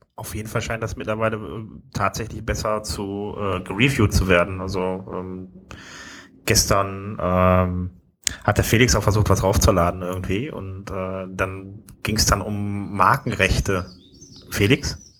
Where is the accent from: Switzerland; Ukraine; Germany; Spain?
Germany; Wuppertal, North Rhine-Westphalia; also born or lived in Düsseldorf; eigentlich bin ich ja geboren in Wuppertal